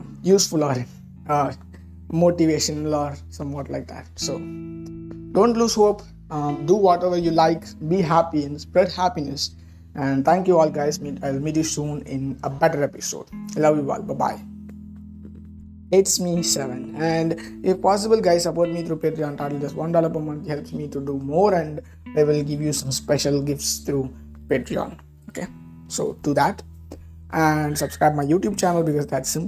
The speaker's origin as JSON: {"language": "English", "country": "India", "said": "I'm an Indian"}